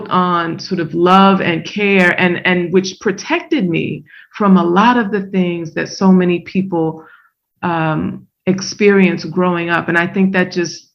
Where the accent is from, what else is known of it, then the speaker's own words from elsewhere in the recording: Baltimore, Maryland, United States; growing up in Baltimore